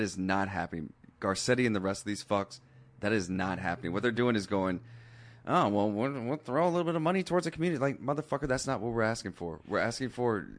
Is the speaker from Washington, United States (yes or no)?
yes; Seattle, Washington, United States; now in West Hollywood, United States; I'm from Seattle